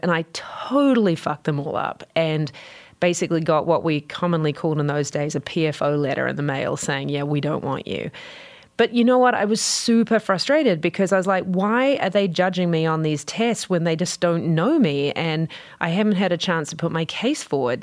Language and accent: English; New Zealand; you can tell probably from my accent, I'm from New Zealand